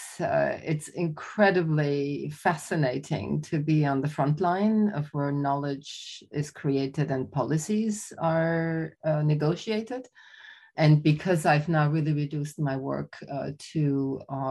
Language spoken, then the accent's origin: English; Austria; also born or lived in Germany; So I'm Austrian. I was born in Germany, raised in Austria